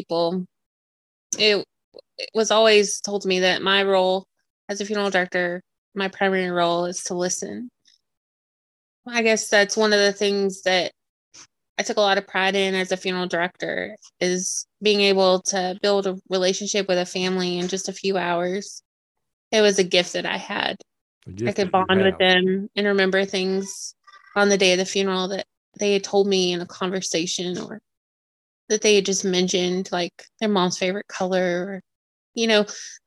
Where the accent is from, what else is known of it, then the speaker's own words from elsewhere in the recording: the South, Tennessee, United States; moved away; also born or lived in New Hampshire; growing up in the South